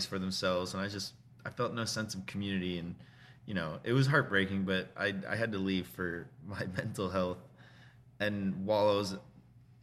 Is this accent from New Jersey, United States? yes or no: yes; High Bridge, New Jersey, United States; moved away as an adult; also born or lived in Pattenburg, New Jersey; now in Easton, United States; I grew up in Hunterdon County. I grew up in Highbridge and moved to Pattonburg in my teens, and then about 10 years ago, I moved to Easton